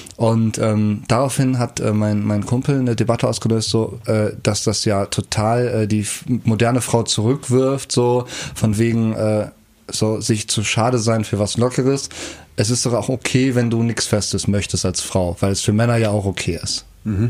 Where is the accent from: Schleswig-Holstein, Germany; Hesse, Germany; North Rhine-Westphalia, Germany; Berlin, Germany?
North Rhine-Westphalia, Germany; Kerpen; Wenn ich über mein Heimatdorf rede, Kerpen